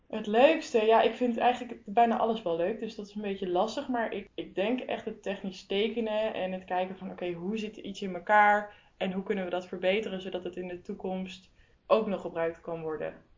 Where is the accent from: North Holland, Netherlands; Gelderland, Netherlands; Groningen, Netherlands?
Gelderland, Netherlands; Zutphen; ik kom dus uit Zutphen